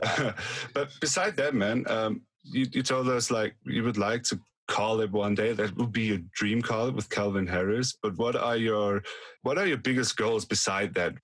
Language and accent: English; Austria; We're not we're not Germans. We're from Austria